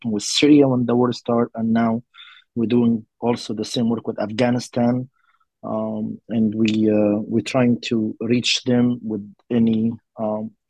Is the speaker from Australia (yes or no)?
no; Egypt; now in South Florida, United States; um, I'm originally from Egypt, and I serve in South of Florida